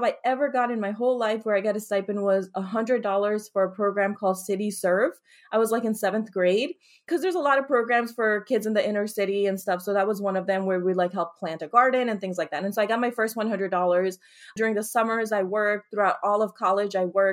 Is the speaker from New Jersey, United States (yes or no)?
yes; Paterson, New Jersey, United States; I grew up in Paterson, New Jersey.